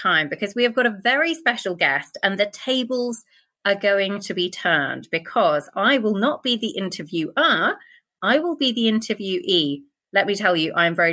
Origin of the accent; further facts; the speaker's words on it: near Blenheim, near Oxford, South East England, United Kingdom; I grew up in the UK, basically in the Midlands